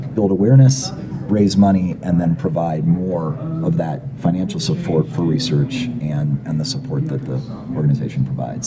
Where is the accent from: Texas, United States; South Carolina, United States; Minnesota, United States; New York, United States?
Minnesota, United States; Minneapolis; moved away as an adult; also born or lived in San Francisco; I moved back to my hometown of Minneapolis